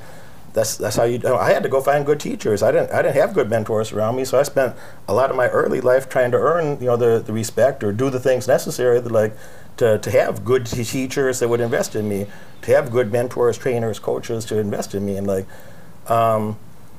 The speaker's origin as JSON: {"language": "English", "country": "United States", "tie": "born or raised there", "said": "I grew up in American poverty"}